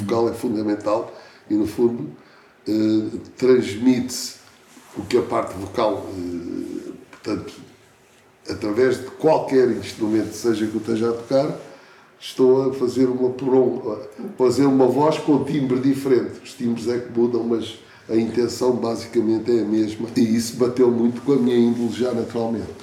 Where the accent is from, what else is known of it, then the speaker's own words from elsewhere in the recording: Portugal; Eu não nasci na Índia, não é? Posso ter um, certo espírito que me identifique, mas nasci aqui, em Portugal